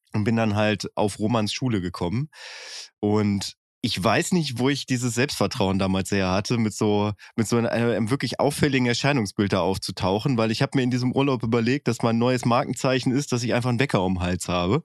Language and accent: German; Bielefeld, North Rhine-Westphalia, Germany; bin ich auch im Stadtteil von Bielefeld groß